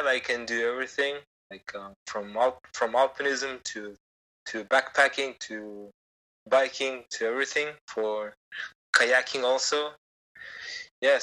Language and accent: English; Kyrgyzstan; this is, like, my home country